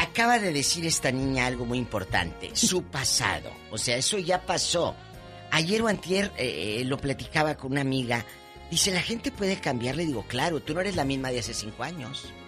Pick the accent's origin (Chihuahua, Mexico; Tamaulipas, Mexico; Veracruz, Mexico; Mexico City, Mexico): Tamaulipas, Mexico; Matamoros; moved away; Matamoros, mi tierra, está muy tranquila y un beso a mi gente de allá de Matamoros, Tamaulipas